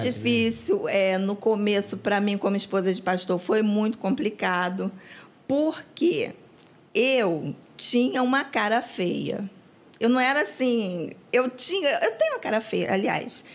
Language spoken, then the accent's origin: Portuguese; Rio de Janeiro, Brazil; nós crescemos em Coelho Neto, ficamos adultos